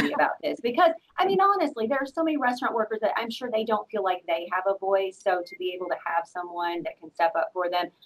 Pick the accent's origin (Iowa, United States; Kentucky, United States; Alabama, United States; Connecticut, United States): Kentucky, United States; I grew up in Kentucky